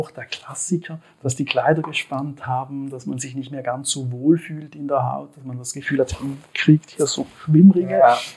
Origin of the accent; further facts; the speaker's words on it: Switzerland; wie man wahrscheinlich auch meinem äh, {S1} Slang anhört, {S2} ich komme aus der Schweiz.